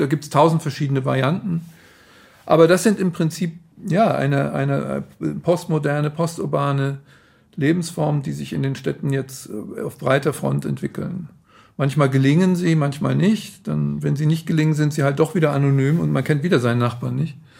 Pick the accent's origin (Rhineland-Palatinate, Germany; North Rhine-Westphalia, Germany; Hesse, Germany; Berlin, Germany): Hesse, Germany; Frankfurt; Also ich bin ähm, damals aufgewachsen in Frankfurt, in Bockenheim, das war das Studentenviertel